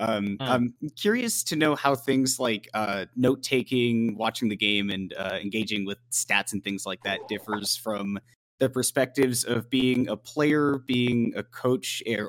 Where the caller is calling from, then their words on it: Dallas, Texas, United States; I'm calling in from Dallas.